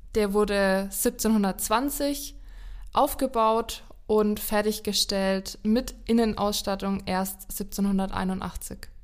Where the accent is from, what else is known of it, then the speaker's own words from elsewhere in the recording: Lower Franconia, Bavaria, Germany; in meiner Heimat